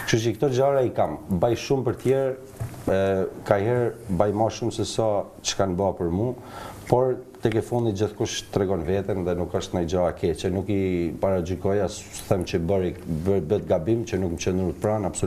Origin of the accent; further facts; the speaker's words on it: Shkodër, Shkodër County, Albania; jam shkodran